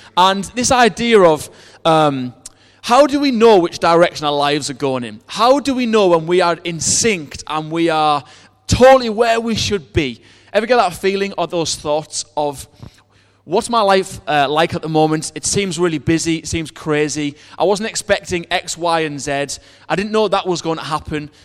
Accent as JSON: {"language": "English", "country": "United Kingdom", "said": "we're British"}